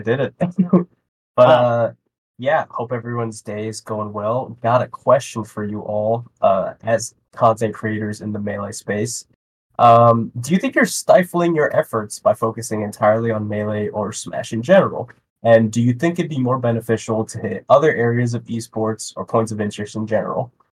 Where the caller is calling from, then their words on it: New Jersey, United States; moved away; I actually moved to Oregon